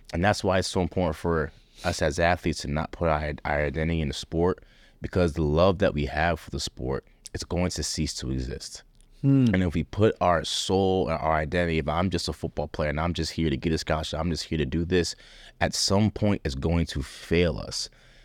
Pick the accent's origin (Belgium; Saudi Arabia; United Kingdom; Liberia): Liberia; And I want my children to understand how blessed they are, because me growing up in Liberia, I didn't have that. I didn't have the luxury of that.